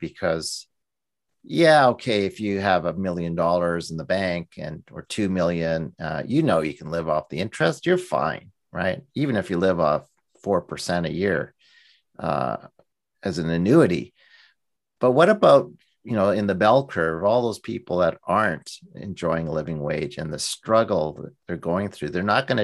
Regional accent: Canada; also born or lived in Alberta; as a Canadian

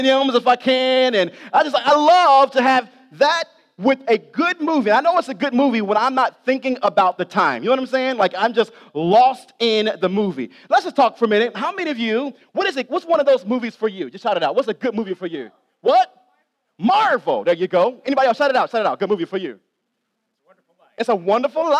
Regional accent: Ohio, United States; I grew up in Ohio, love Ohio State

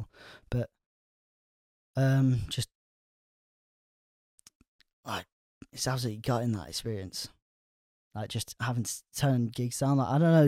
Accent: Ulverston, North West England, United Kingdom; moved away as an adult; also born or lived in Barrow-in-Furness; now in Swansea, United Kingdom; I'd say my hometown was more Ulverston when I was growing up, but I'm not saying it's more Barrow

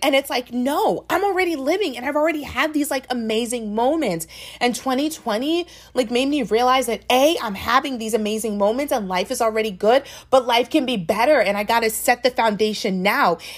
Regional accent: Maryland, United States; I'm from Maryland

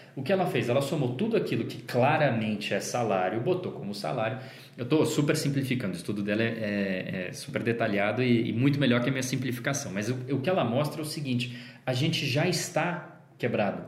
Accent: São Paulo, Brazil; moved away as an adult; also born or lived in Brasília; quando eu saí de São Paulo, onde eu nasci e morei, e fui morar em Brasília, onde eu passei sete anos da minha vida

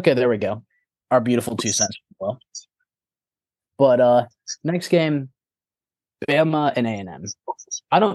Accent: Hoover, Alabama, United States; moved away; I go to a country club back in my hometown in Hoover

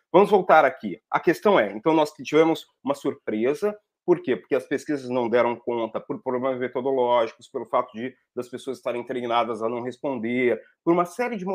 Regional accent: Brazil; Eu sou brasileiro

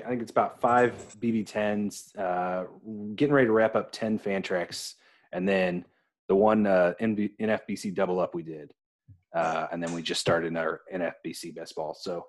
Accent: Illinois, United States; I'm farther south, much smaller town, but from Illinois.

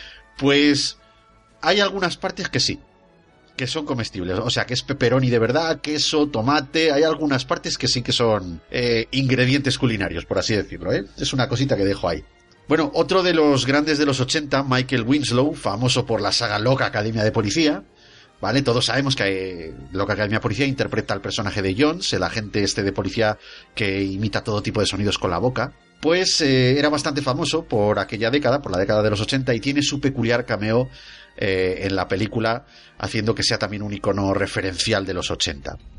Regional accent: Spain; soy español

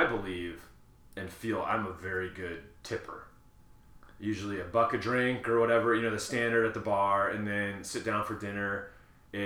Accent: Wisconsin, United States; when I grew up in Wisconsin

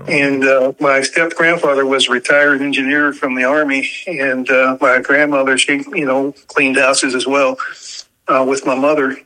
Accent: San Francisco, California, United States; I was born and raised in San Francisco

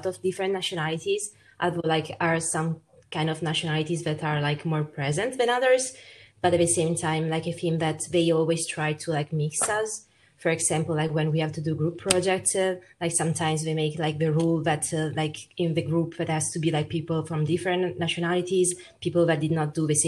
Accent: Italy; English is a second language; moved away; I was born in Italy and raised in Italy, but like my parents are from Peru

